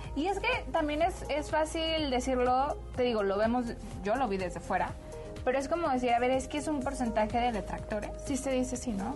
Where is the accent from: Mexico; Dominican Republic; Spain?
Mexico; Guadalajara, Jalisco; moved away; yo no soy de aquí, pero yo, o sea, soy, soy de Guadalajara, que también ah, es parte de México.